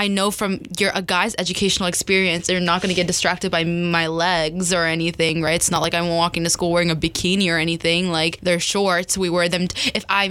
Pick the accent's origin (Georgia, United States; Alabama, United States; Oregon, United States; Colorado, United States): Georgia, United States; Johns Creek; I'm from Fulton County, and I know, like, my school in particular, Johns Creek, we have pretty good facilities